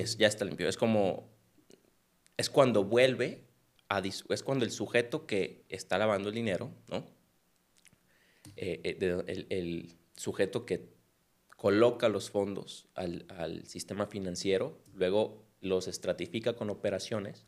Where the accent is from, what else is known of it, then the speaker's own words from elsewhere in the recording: Culiacán, Sinaloa, Mexico; moved away as an adult; now in Guadalajara, Mexico; soy de Culiacán. Yo llegué aquí a Guadalajara en el 2015 y pues tomé la carrera